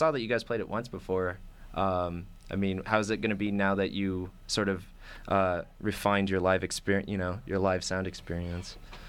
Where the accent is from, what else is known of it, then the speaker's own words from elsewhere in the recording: San Diego, California, United States; now in Boulder, United States; because I'm from San Diego